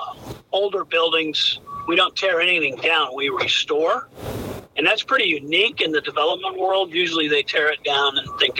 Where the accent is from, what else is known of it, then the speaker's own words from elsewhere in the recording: Washington, Missouri, United States; now in Naples, United States; we grew up in Washington, Missouri